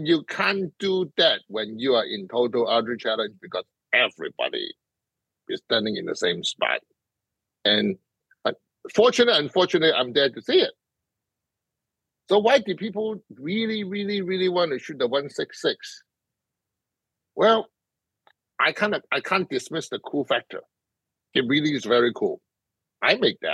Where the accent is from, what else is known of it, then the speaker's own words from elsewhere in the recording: Hong Kong; moved away; being grew up in Hong Kong